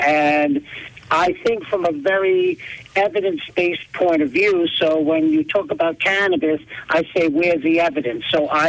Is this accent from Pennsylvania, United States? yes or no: yes; East Stroudsburg, Pennsylvania, United States; I'm actually from East Stroudsburg.